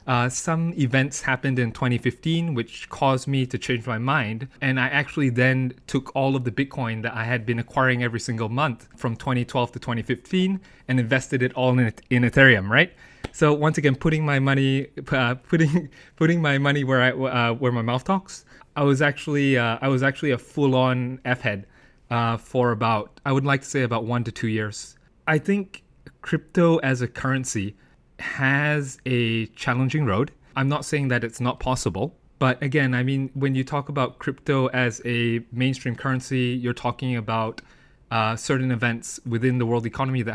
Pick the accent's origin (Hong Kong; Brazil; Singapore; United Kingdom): United Kingdom; born there; moved away; also born or lived in United States; I'm actually born in the UK. However, as you can tell from my accent, I'm actually educated in the United States.